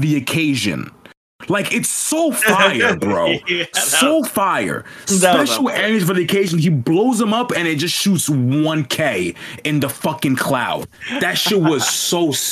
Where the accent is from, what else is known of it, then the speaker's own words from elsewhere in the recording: New York, United States; As someone from New York